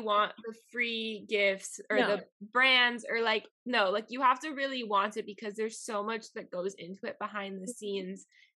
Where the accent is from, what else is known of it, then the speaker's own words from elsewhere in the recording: Miami, Florida, United States; accent: Miami; first language Spanish; English is a second language; I have a Miami accent. And it comes out a lot when I'm home